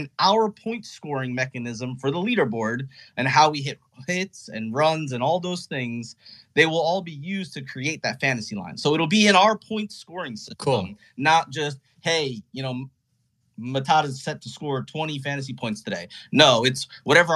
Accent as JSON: {"language": "English", "region": "New Jersey", "country": "United States", "said": "I'm from New Jersey."}